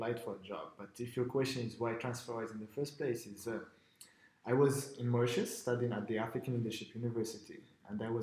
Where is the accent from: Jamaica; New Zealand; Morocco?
Morocco; moved away as an adult; now in Estonia; I'm from Morocco